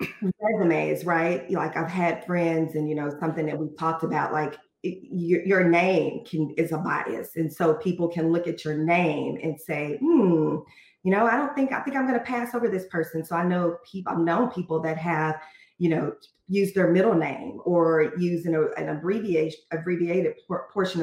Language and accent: English; Fort Worth, Texas, United States; as African-Americans growing up in an area, I'm from Texas, from Fort Worth.